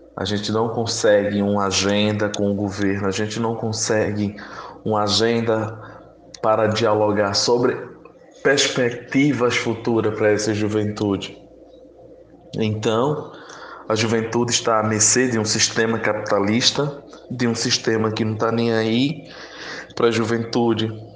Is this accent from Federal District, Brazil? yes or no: no; Cabrobó, Pernambuco, Brazil; now in Recife, Brazil; eu sou indígena do povo Trucar, do município de Cabrobó.